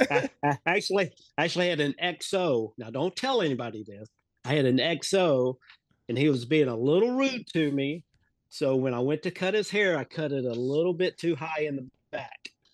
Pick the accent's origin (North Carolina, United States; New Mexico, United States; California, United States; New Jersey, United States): North Carolina, United States; Mooresville; also born or lived in Charleston, South Carolina / Charlotte, North Carolina; I grew up in Mooresville, North Carolina. Um, I was here my entire life until I graduated high school in nineteen eighty-two.